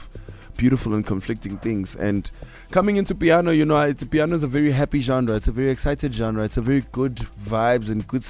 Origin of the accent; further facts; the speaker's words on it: Katlehong, Gauteng, South Africa; also born or lived in Tembisa; I come from Katlehong. I come from Tembisa. You know, I know the East Rand. I know the hood